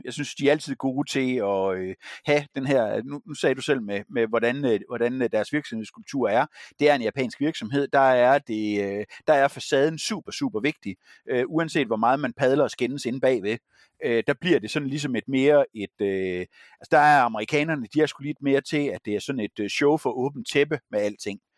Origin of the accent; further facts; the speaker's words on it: Herning, Central Denmark Region, Denmark; moved away; min fødeby